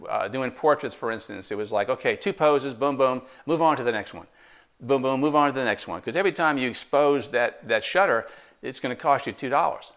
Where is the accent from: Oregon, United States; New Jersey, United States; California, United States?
New Jersey, United States; moved away as an adult; now in Tarboro, United States; I'm originally from New Jersey